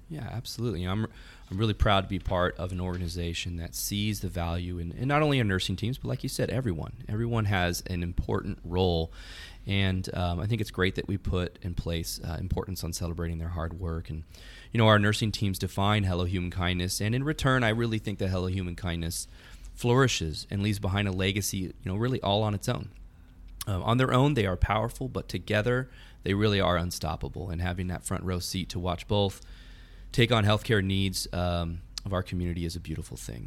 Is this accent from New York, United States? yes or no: no; California, United States; moved away as an adult; now in Texas, United States; I'm originally from California, but even though I've lived here in Texas for about five years